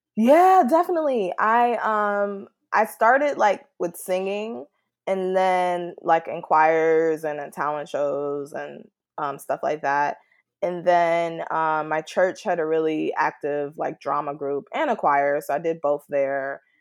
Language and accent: English; West suburbs of Chicago, Illinois, United States; I grew up, like, in the West suburbs, so I was about a good ten minutes from Chicago, but we just say Chicago just because we're so close.